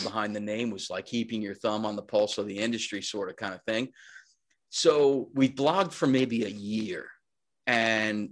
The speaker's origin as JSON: {"language": "English", "area": "Long Island", "region": "New York", "country": "United States", "tie": "born or raised there", "also_born_or_lived": "Suffolk County / Manhattan", "said": "I'm from Long Island, born and raised. I still live here"}